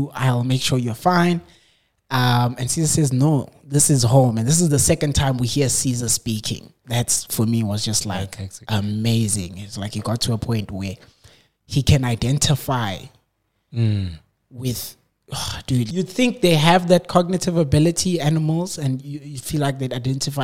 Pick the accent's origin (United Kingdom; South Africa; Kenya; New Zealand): South Africa; I'm South African